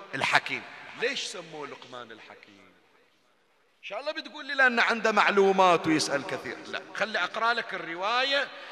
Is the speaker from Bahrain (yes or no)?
yes; Bahrain; عندنا بالبحرين